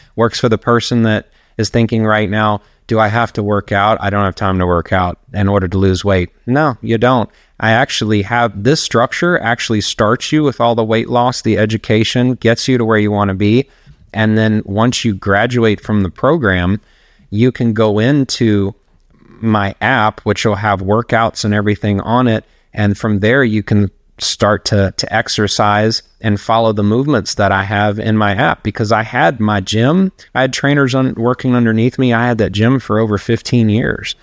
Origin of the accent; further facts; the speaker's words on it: Charlotte, North Carolina, United States; now in Tampa, United States; I'm originally from Charlotte, North Carolina